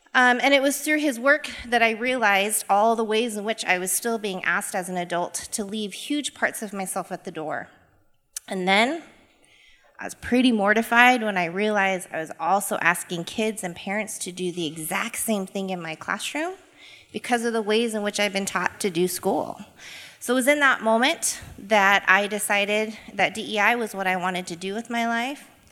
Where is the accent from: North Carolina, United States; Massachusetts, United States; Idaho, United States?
Idaho, United States; Boise; born and raised in Boise, Idaho.